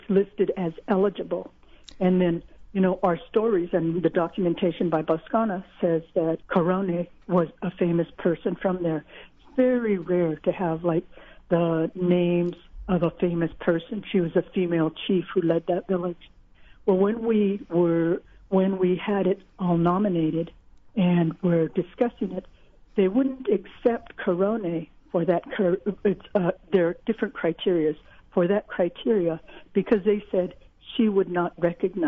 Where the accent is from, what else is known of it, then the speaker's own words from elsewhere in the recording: Long Beach, California, United States; I was raised in Long Beach